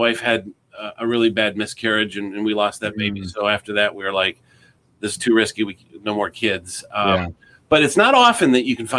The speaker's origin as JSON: {"language": "English", "town": "Plymouth", "region": "Michigan", "country": "United States", "tie": "born or raised there", "also_born_or_lived": "Ann Arbor, Michigan / East Lansing, Michigan", "said": "I grew up in a little town, not a little town, a suburban town called Plymouth."}